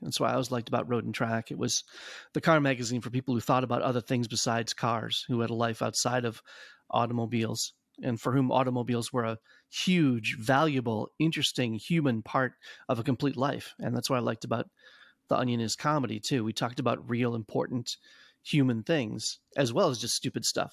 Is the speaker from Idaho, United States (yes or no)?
no; Madison, Wisconsin, United States; growing up in Madison